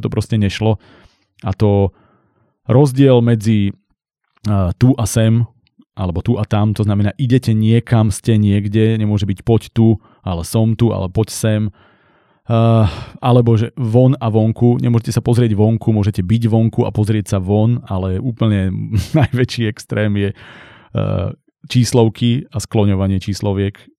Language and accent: Slovak; central Slovakia, Slovakia; ja som zo stredného Slovenska